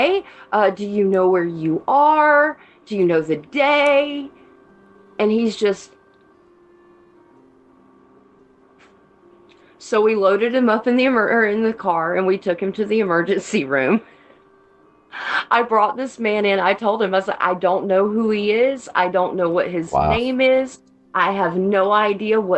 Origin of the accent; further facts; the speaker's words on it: Canton, Georgia, United States; also born or lived in Ball Ground, Georgia; I grew up just north of Atlanta. I grew up in Canton